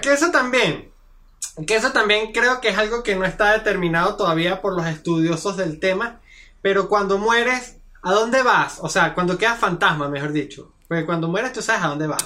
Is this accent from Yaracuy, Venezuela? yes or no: yes; Yaracuy, Venezuela; moved away; me fui de Venezuela